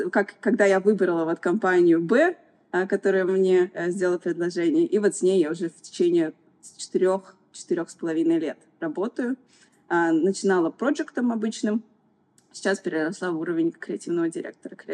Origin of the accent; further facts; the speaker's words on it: Kazan, Tatarstan, Russia; now in Dubai, United Arab Emirates; Я вообще приехала из Казани. Путешествовала очень много, пыталась найти свою страну. И вот пять лет как живу в Эмиратах и строю свою жизнь здесь.